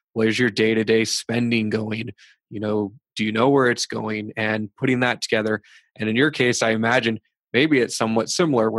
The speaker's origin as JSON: {"language": "English", "country": "United States", "tie": "born or raised there", "moved": "yes", "lives_now": "Blyth, Canada", "said": "When I was growing up I grew up in the States"}